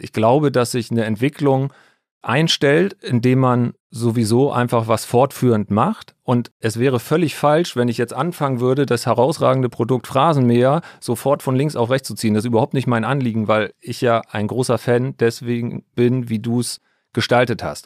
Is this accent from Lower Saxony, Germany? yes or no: yes; Altes Land, between Stade and Hamburg, Lower Saxony, Germany; Ich komme aus dem alten Land, aus dem wunderschönen alten Land in der Nähe von Hamburg, zwischen Stade und Hamburg. Bin da ganz normal zur Schule gegangen